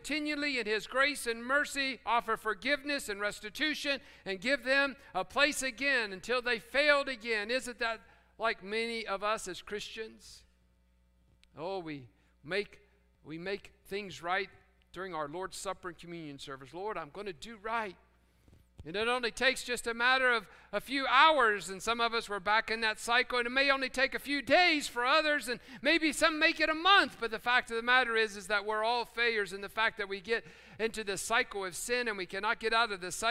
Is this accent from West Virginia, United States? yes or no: yes; Fairmont, West Virginia, United States; moved away; growing up in Fairmont, West Virginia, out in the country where we had chickens and pigs